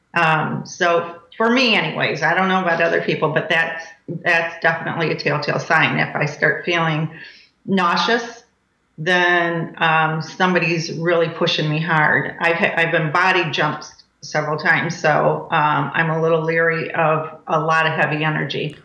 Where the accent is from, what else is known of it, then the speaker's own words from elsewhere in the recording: Michigan, United States; now in Cape Coral, United States; I'm from Michigan